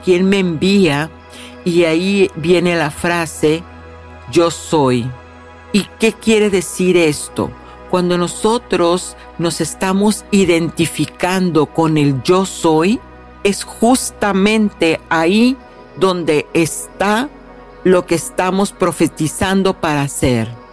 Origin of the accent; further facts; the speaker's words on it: Mexico; en mi tierra natal, en México